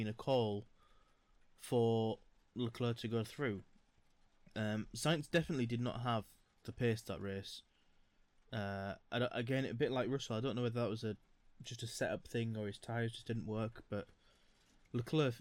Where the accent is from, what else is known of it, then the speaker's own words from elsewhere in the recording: United Kingdom; we're British